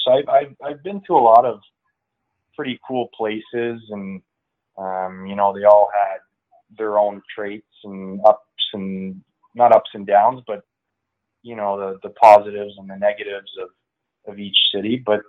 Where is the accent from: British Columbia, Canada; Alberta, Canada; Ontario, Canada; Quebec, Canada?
Ontario, Canada; just east of Ottawa; also born or lived in Kingston, Ontario; I was born in Kingston and I wasn't there very long. My mom remarried and I moved to just east of Ottawa when I was about 5 years old, and that's where I grew up.